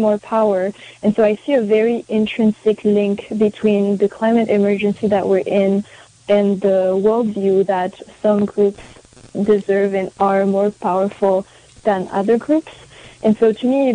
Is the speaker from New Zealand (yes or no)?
no; France; also born or lived in Paris, France / Tahiti, French Polynesia; now in United States; I am an immigrant in the United States. I am white identifying. I grew up in Paris, in France, and in Tahiti, on a Pacific island